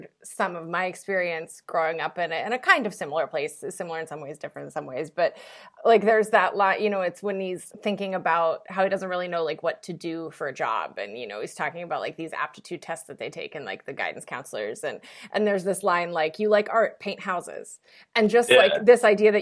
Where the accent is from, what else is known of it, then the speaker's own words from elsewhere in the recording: West Virginia, United States; I'm from West Virginia and I do a lot of writing about West Virginia